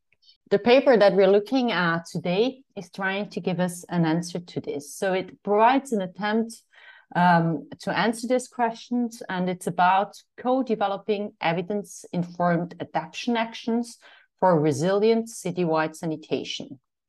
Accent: Eerbach, Switzerland; I'm from Eerbach, Switzerland.

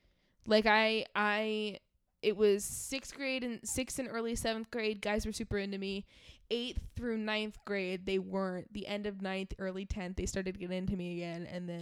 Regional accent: New York, United States; You say that, 'cause I'm actually from New York.

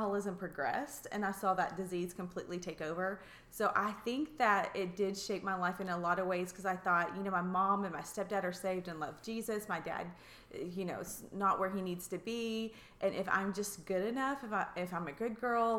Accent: Russellville, Arkansas, United States; also born or lived in Oklahoma / Missouri / Bella Vista, Arkansas; I grew up in Russellville, Arkansas, so born and raised.

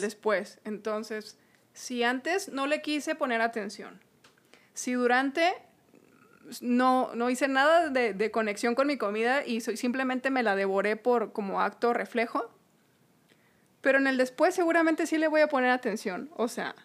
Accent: Hidalgo del Parral, Chihuahua, Mexico; somos de Parral, tú ahorita ya no vives en Parral, yo tengo poquito aquí

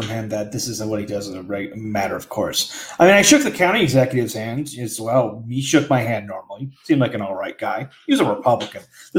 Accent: Syracuse, New York, United States; my hometown, Syracuse.

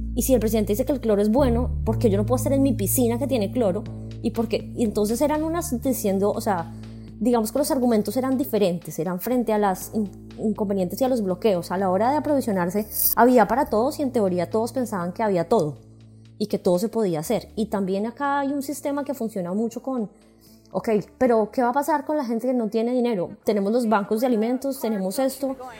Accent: Colombia; moved away as an adult; now in Raleigh, United States; soy colombiana, tengo treinta y ocho años, Vivo en este momento en Raleigh, Carolina del Norte

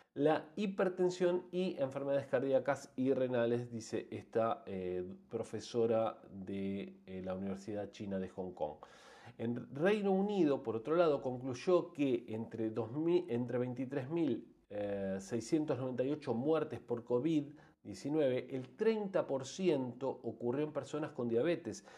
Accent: Argentina; En países como el nuestro, como Argentina

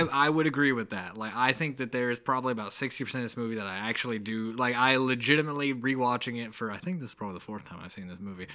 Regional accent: the South, United States; accent: mild accent; we're from the South

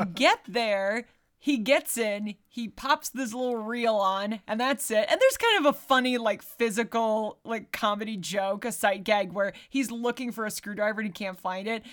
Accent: United States; I'm an American

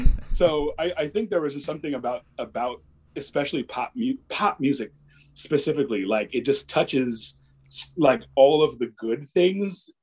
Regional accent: Des Moines, Iowa, United States; moved away as an adult; also born or lived in California / Japan; I was born and raised here in Des Moines

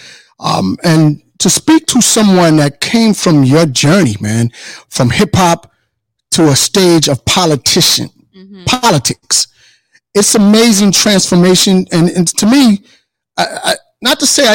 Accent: Paterson, New Jersey, United States; now in Virginia Beach, United States; being from Patterson, Lady D, we're from Patterson

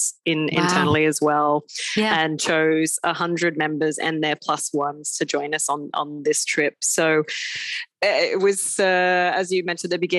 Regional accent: Australia; now in Abu Dhabi, United Arab Emirates; as an Aussie as well

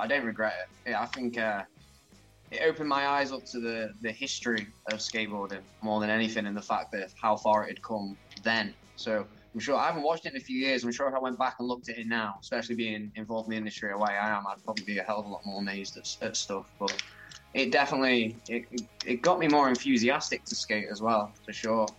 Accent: Chester, North West England, United Kingdom; when I was growing up in Chester

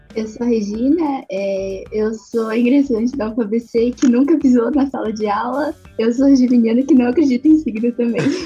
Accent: Mauá, São Paulo, Brazil; now in Santo André, Brazil; Eu moro em Santo André, mas eu nasci em Mauá, né? Eu morei em Mauá minha vida inteira

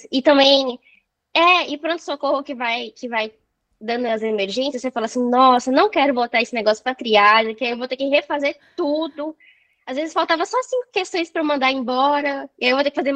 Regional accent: Belo Horizonte, Minas Gerais, Brazil; Sou de Minas. Ai, BH.

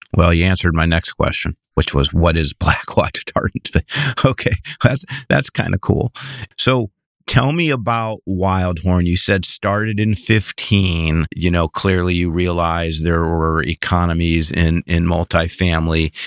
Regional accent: Midwest, United States; I grew up in the Midwest

